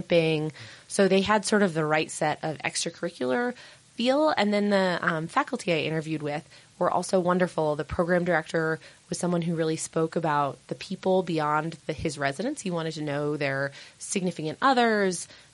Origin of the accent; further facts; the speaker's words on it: Utah, United States; moved away as an adult; also born or lived in Bay Area, California; I grew up in Utah